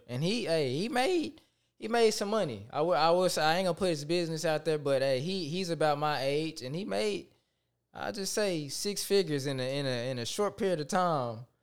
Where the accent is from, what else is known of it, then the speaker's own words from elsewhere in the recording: Tyler, Texas, United States; I am from Tyler, Texas